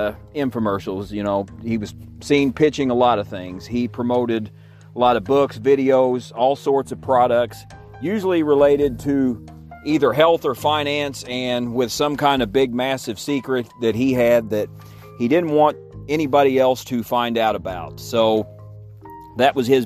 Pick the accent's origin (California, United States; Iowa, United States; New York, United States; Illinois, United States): Illinois, United States; my home state of Illinois